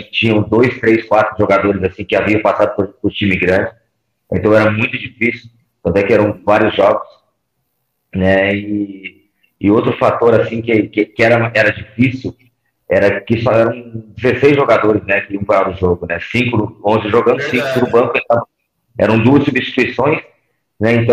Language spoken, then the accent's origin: Portuguese; Paraná, Brazil; eu vim do interior do Paraná, pega uma camisa pesada como essa.